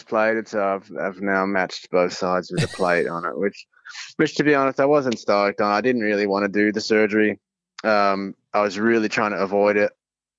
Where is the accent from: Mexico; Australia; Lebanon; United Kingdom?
Australia; Adelaide, South Australia; And Adelaide was the second round, which is my hometown.